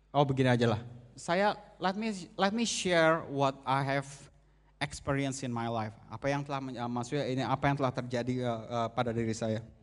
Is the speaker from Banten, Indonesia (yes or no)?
no; Jakarta, Indonesia; Ada yang temenin saya, saya asal dari Jakarta.